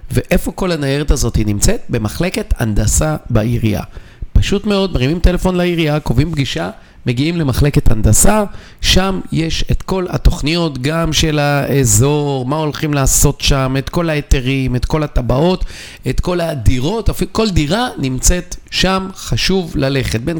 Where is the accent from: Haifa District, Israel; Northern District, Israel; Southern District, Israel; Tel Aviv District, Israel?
Tel Aviv District, Israel; Bnei Brak; אני גדלתי בבני ברק, אני משקיע בבני ברק. כי אני מכיר אותה.